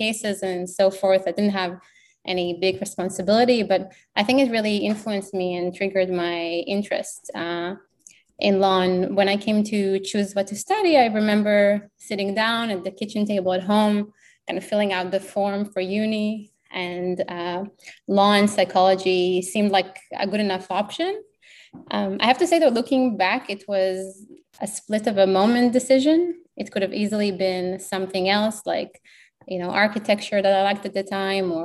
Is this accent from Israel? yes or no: yes; Israel; English is a second language; moved away as an adult; also born or lived in United Kingdom / United States; now in Australia